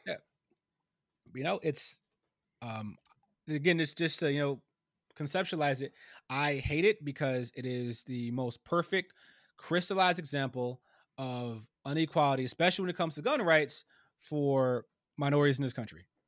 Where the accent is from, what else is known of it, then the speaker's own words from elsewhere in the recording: Ohio, United States; my home state of Ohio, actually, my home state